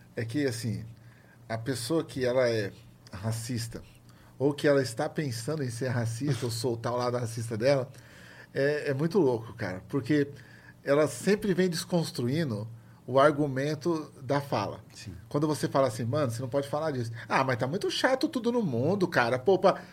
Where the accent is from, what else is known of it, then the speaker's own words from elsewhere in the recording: São Paulo, Brazil; eu lembro da minha infância no Capão